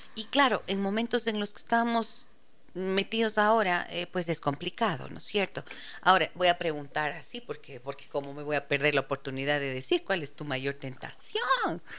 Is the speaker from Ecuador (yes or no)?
yes; Ibarra, Imbabura, Ecuador; now in Quito, Ecuador; soy de Ibarra, amo, amo mi provincia de Imbabura porque allí crecí, pero nací en Quito y viví aquí hasta cuando tenía eh, seis años